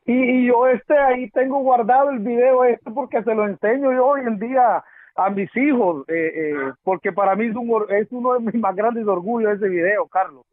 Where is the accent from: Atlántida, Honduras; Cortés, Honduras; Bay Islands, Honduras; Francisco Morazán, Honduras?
Francisco Morazán, Honduras; Tegucigalpa; nosotros somos de Tegucigalpa